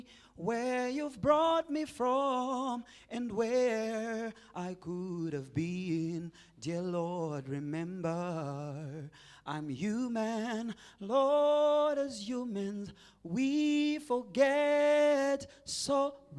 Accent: Zimbabwe; I am born and raised in Zimbabwe

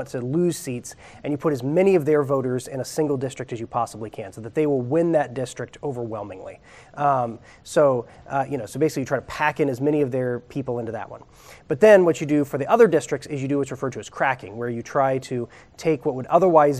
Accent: Ohio, United States; moved away; also born or lived in Minnesota; my home state of Ohio

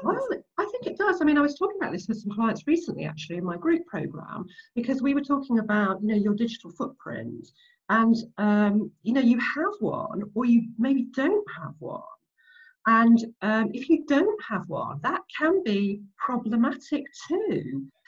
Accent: Nottinghamshire, East Midlands, United Kingdom; moved away as an adult; now in London, United Kingdom; I grew up in Nottinghamshire, so in the Midlands.

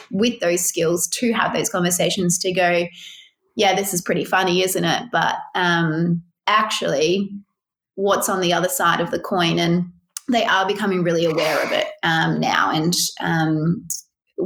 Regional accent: Australia; had a lot of pride and sense, I did certainly, of being an Australian

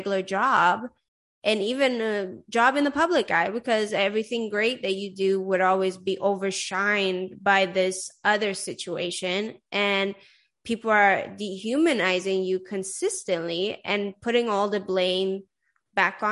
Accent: Sweden; moved away; also born or lived in Iran; I grew up in Sweden and I'm Iranian

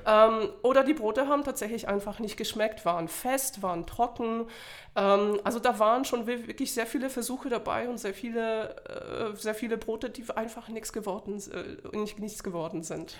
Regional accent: Poland; now in Germany; ich komme ursprünglich aus Polen und bin mittlerweile schon 17 Jahre in Deutschland

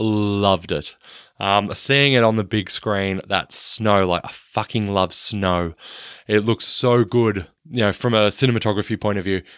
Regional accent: Australia; I'm Australian

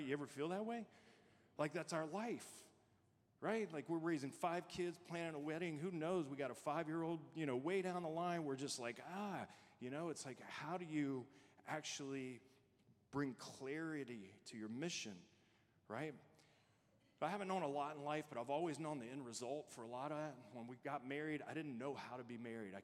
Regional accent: Louisiana, United States; moved away as an adult; also born or lived in Arizona; When we first got married, we moved to Arizona. We're both from Louisiana

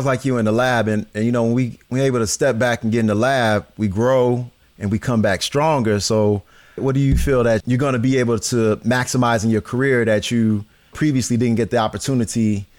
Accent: Chicago, Illinois, United States; Because, you know, I'm from Chicago.

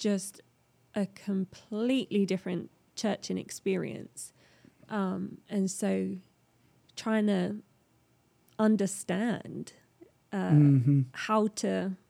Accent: England, United Kingdom; moved away as an adult; now in United States; When I first moved over here, I was always labeled as, oh, where are you from? You're from England.

